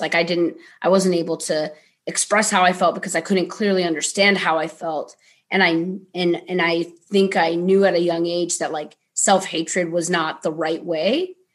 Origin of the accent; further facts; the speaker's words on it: Ohio, United States; moved away; growing up in Ohio was an interesting experience